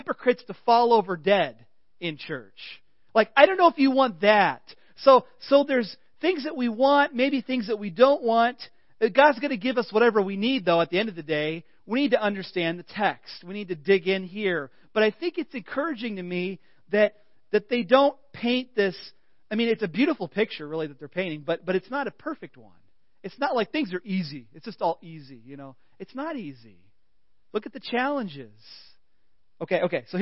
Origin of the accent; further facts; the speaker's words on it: Illinois, United States; moved away; I'm just from Illinois